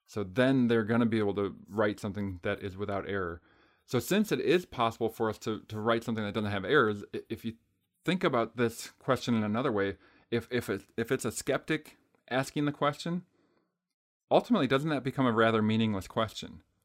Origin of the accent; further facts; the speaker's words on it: Green Bay, Wisconsin, United States; I'm from Green Bay